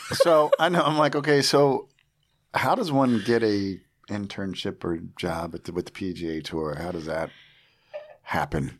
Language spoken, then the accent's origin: English; New Jersey, United States; I grew up in Jersey